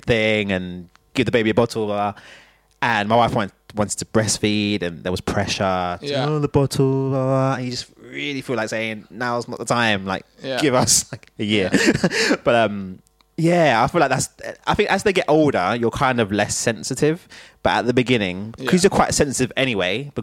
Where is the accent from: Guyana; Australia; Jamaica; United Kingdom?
United Kingdom; growing up over here